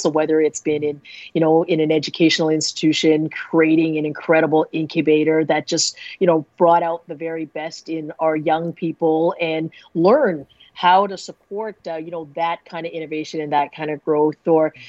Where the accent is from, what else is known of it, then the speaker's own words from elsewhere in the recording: Canada; I grew up in Canada, learning how to be proud of my heritage and to be an incredible, proud Canadian